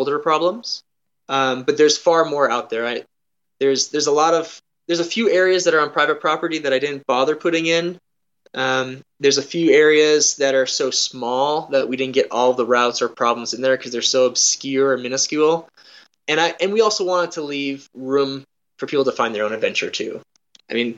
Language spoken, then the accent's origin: English; North Dakota, United States; moved away; I moved away from North Dakota